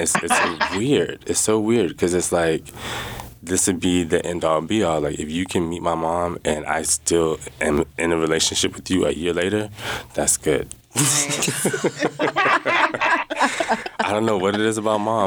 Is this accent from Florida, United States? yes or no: yes; Jacksonville, Florida, United States; now in Juneau, United States; growing up in Jacksonville, Florida, it was very diverse.